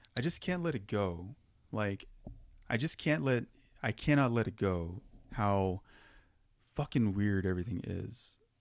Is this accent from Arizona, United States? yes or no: yes; Arizona, United States; we're from Arizona